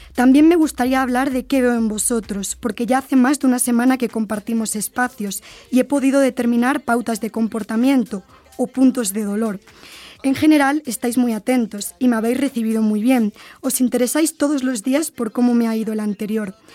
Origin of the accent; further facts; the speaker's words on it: Spain; moved away as an adult; now in Puebla, Mexico; Vengo de España, de la Universidad Nebrija